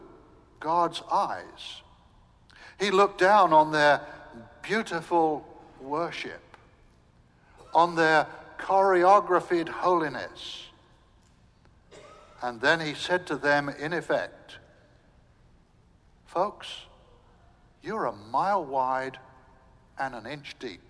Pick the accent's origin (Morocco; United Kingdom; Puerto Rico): United Kingdom; England; moved away as an adult; also born or lived in Southern United States; now in United States; I'm English